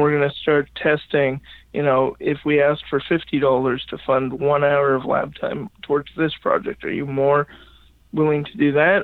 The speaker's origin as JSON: {"language": "English", "town": "Regina", "region": "Saskatchewan", "country": "Canada", "tie": "born or raised there", "also_born_or_lived": "Halifax, Nova Scotia", "moved": "as an adult", "said": "I grew up in Regina, Saskatchewan. Okay. I was born and raised there"}